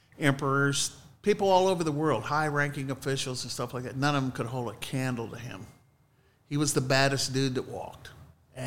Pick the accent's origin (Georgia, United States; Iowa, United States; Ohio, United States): Ohio, United States; Mansfield; also born or lived in Fredericktown, Ohio; I was born in Mansfield, and we moved to Fredericktown between my eighth grade and freshman year